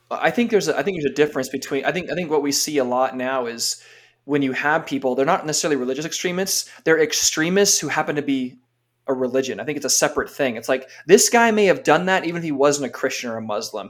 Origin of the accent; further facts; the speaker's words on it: California, United States; I grew up in California